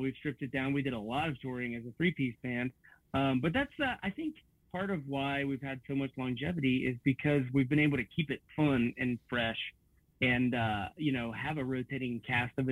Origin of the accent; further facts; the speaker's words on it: Bethel, Ohio, United States; my hometown of Bethel, Ohio is 500 miles away from Memphis.